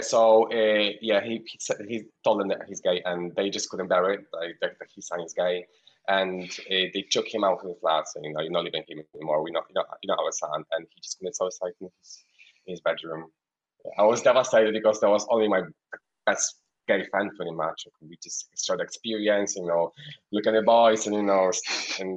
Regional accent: Poland; moved away; I'm Polish. I'm from Poland. I live around six hours from city uh, from the capital, which is far away, near Ukraine.

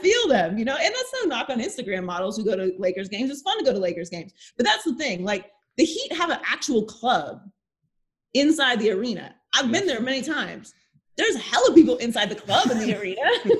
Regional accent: Pittsburgh, Pennsylvania, United States; now in Los Angeles, United States; I grew up in Pittsburgh

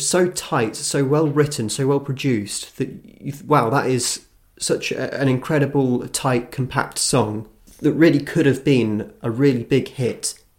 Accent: United Kingdom; now in Australia; It's a British group, we're British, living in Australia, surely we can do something, so let's experiment.

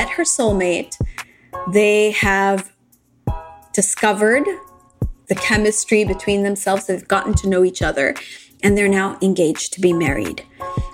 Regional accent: Japan; moved away; also born or lived in United States / London / Dubai; I grew up in Japan. I lived in the US for a while in London, and I also lived in Dubai after

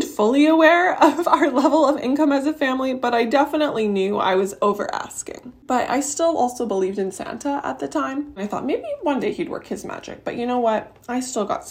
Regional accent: Canada; I am from Canada

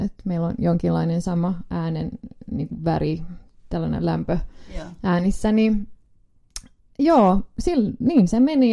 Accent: Finland; ollaan Suomesta

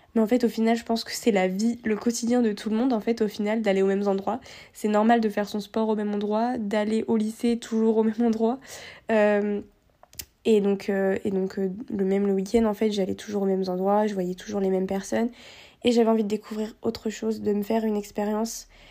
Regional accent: Réunion; moved away as an adult; also born or lived in Guadeloupe; now in Lyon, France; je suis née à La Réunion euh, et quelques mois plus tard, mes parents ont décidé de partir déménager en Guadeloupe. Donc après, j'ai vécu pendant 4 ans en Guadeloupe et juste après, on est retourné à la Réunion

